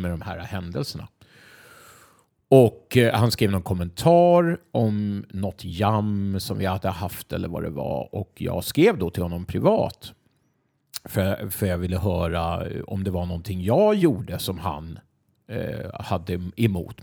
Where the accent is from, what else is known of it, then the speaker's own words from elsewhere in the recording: Sweden; jag är från Sverige